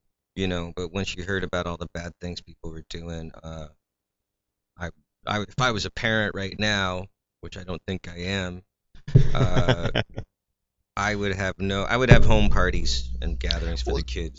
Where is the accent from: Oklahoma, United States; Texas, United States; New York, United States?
New York, United States; Saratoga Springs; also born or lived in Queens, New York; where I met Dan in my high school years, in Saratoga, New York, and I was born in Queens